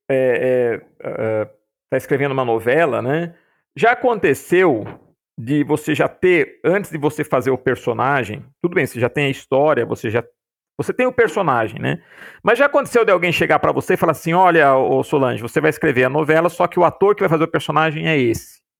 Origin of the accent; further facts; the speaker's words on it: Piracicaba, São Paulo, Brazil; born there; Olha só, aqui a, a, a, Piracicaba é a terra de onde eu vim, né?